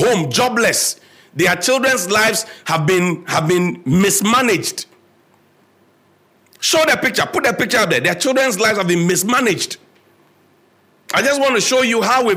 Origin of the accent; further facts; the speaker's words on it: Ghana; as a Ghanaian